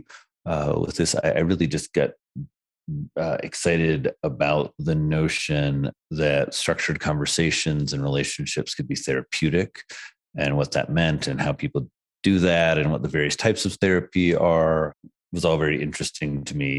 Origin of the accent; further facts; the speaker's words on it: rural Indiana, United States; moved away as an adult; now in New York, United States; I was born and raised in Indiana